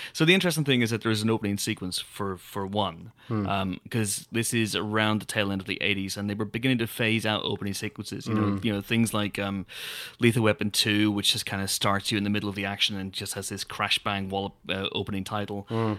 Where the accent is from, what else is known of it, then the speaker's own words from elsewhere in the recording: Ulster, Ireland; I'm from Donegal.